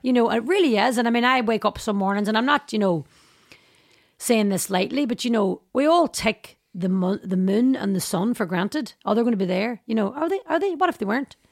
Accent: Derry, Northern Ireland, United Kingdom; my life growing up in Derry

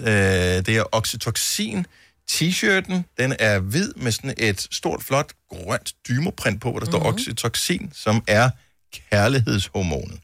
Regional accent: Esbjerg, Southern Denmark, Denmark; fra min fødeby, Esbjerg

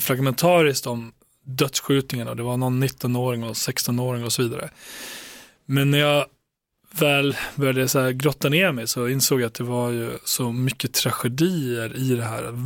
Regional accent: Borlänge, Dalarna County, Sweden; jag växte upp i Tjärna Ängar

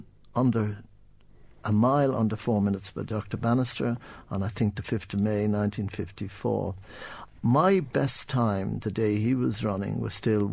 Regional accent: Dublin, Leinster, Ireland; also born or lived in United States; I was born in Sandy Mountain.

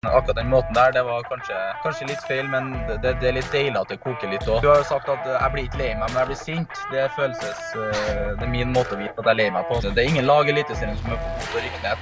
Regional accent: Trøndelag, Norway; som trønder

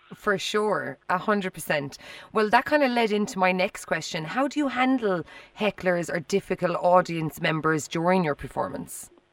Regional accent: Ireland

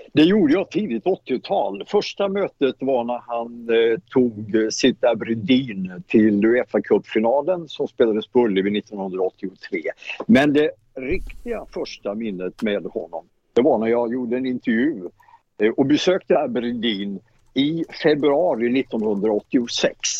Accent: Småland, Sweden; Jag är smålänning

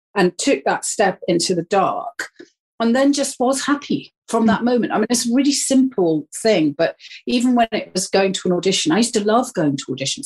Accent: Wales, United Kingdom; moved away; I come from Wales, I I am Welsh.

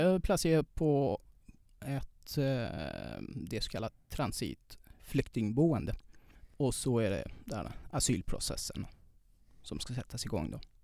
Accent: Iran; Swedish is a second language; moved away as an adult; now in Sweden; där jag kommer ifrån

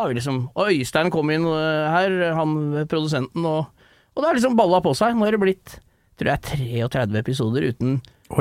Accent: Rælingen, Akershus, Norway; jeg er eh, fra Rælingen, holdt jeg på å si, ute ved Lillestrøm

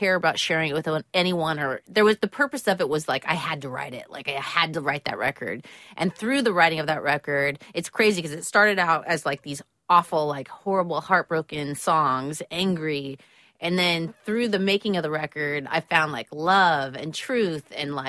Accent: California, United States; being that I'm from California, we've always had, like, warm Christmases. We don't have that whole white Christmas thing

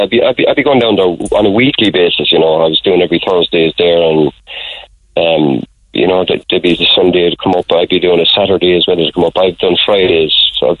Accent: Ireland; now in Oula, Ireland; I'm originally from Artrinan.

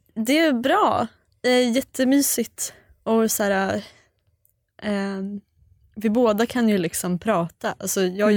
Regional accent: Sweden; vi är svenskar

